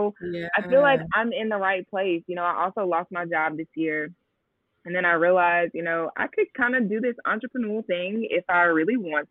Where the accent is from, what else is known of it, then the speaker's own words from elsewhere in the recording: Atlanta, Georgia, United States; moved away as an adult; also born or lived in New York; I'm from Atlanta, born and raised, which is very rare